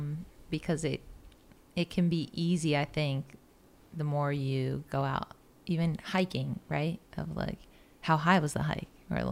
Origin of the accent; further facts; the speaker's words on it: Marietta, Georgia, United States; moved away; I was born in Marietta.